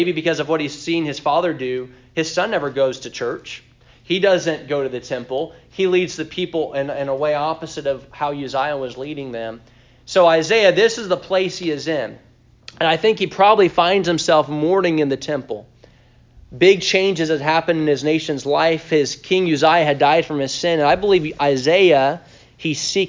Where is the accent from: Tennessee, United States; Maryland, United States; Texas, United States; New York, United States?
Tennessee, United States; we're from Tennessee, so it's like it's 8 o'clock right now for us